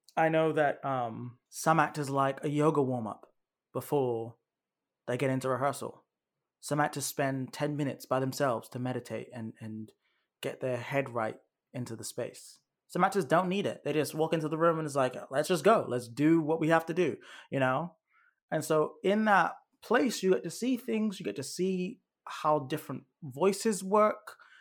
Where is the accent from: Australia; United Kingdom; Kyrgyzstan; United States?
United Kingdom; moved away; you can tell I'm, I'm from Great Britain